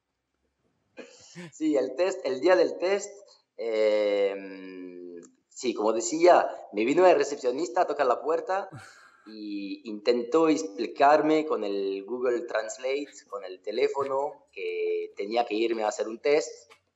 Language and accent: Spanish; Occitania, France; also born or lived in Australia; Estoy aquí en Francia, en eh, Mozac, en mi pueblo